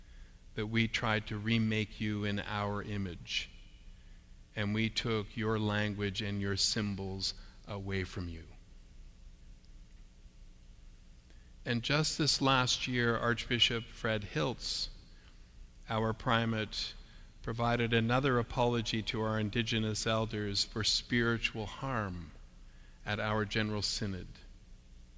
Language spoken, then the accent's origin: English; Canada; us as Canadian Christians